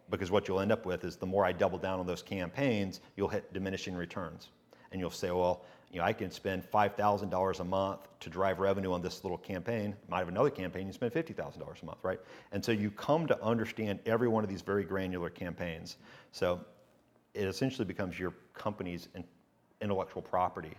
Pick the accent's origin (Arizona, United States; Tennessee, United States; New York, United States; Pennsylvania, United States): Tennessee, United States; Chattanooga; also born or lived in Hohenwald, Tennessee; I was just born there and then whisked away to, uh, Chattanooga, which is really where I lived as a, when I was born